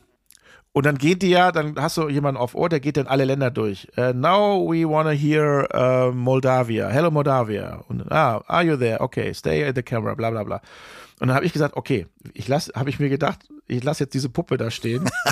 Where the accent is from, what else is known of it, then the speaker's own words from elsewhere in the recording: Germany; accent: German accent; Ich bin Deutscher